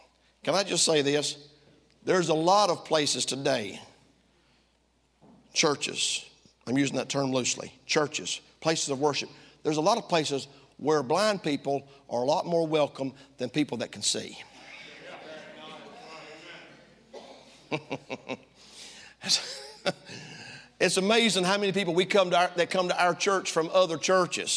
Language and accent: English; Tifton, Georgia, United States; moved away; also born or lived in South Africa; I'm from down south. Some of y'all didn't know that. I was born in South Georgia, a place called Tifton